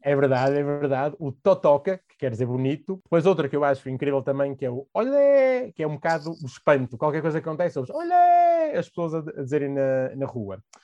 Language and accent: Portuguese; Portugal; sou português